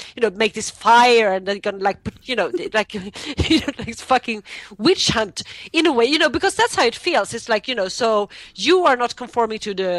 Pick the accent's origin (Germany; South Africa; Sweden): Sweden; I'm from Sweden